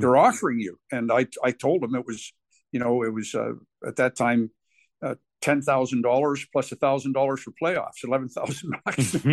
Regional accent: Guelph, Ontario, Canada; my hometown in Guelph

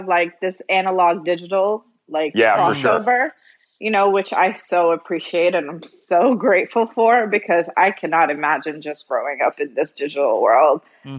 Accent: United States; also born or lived in Kuwait / Jordan / Nashville, Tennessee / Atlanta, Georgia; So I'd always lived between Atlanta and Nashville since 89.

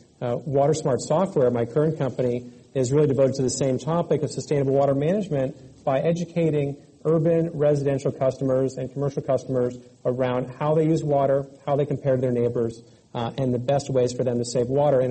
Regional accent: California, United States; I grew up here in California and actually lived through several droughts growing up.

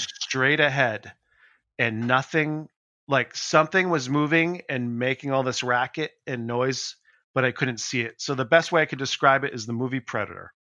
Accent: Leominster, Massachusetts, United States; in my hometown in Leominster

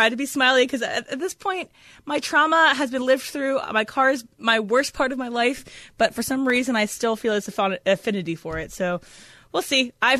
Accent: East Coast, United States; moved away; also born or lived in Connecticut; I'm from the East Coast.

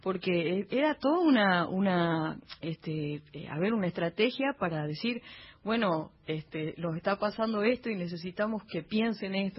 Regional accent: Humahuaca, Jujuy, Argentina; mi pueblo

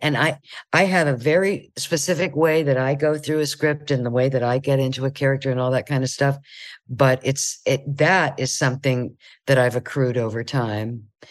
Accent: Ohio, United States; moved away; I'm from Ohio

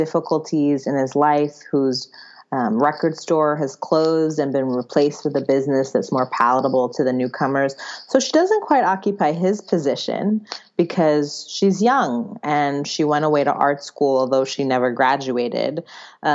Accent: New York City, New York, United States; moved away as an adult; the neighborhood that I grew up in Brooklyn, New York, a neighborhood called Fort Greene

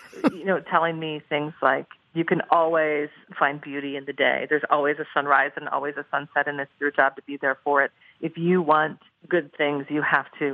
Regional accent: Portland, Oregon, United States; my hometown of Portland, Oregon

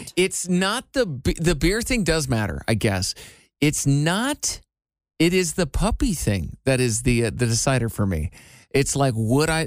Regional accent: Iowa, United States; I am from Iowa

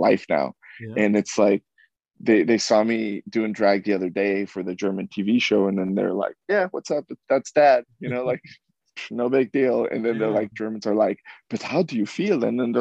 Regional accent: Mexico; now in United States; I was born in Mexico. I was brought here as a undocumented citizen when I was brought here.

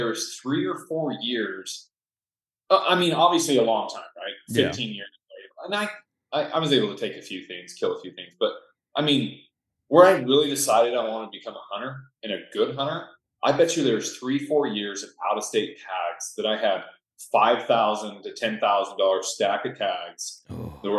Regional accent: Northern Utah, United States; also born or lived in Stockholm, Sweden; I grew up here in Northern Utah

